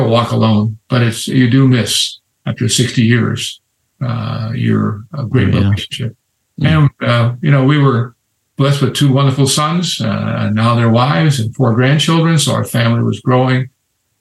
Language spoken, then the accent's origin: English; Cleveland, Ohio, United States; also born or lived in Warren, Ohio / Shaker Heights, Ohio / Mentor, Ohio; I'm actually a native Clevelander. Not many of us around. I was born in Cleveland